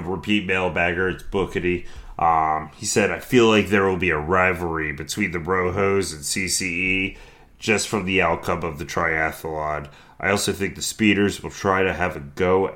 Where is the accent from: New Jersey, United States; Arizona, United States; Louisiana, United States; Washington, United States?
New Jersey, United States; I'm from New Jersey